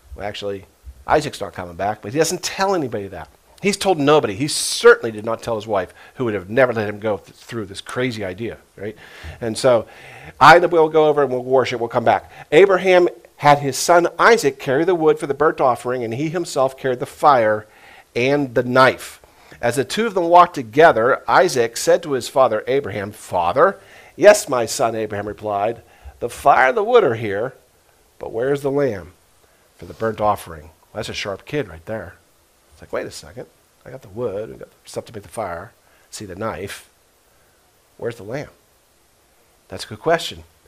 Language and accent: English; United States; I was brought up as an American Christian.